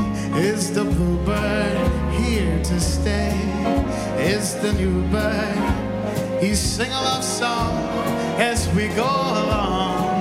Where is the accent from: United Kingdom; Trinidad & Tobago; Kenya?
Trinidad & Tobago; moved away; I'm from Trinidad